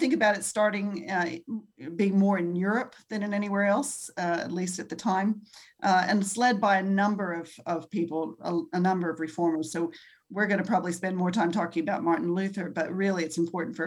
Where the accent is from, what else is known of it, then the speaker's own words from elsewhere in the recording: Australia; I grew up here in Australia